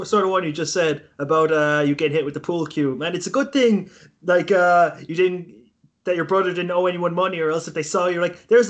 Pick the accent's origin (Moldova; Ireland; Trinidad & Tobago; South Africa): Ireland; I'm from Ireland, I don't even fucking speak Irish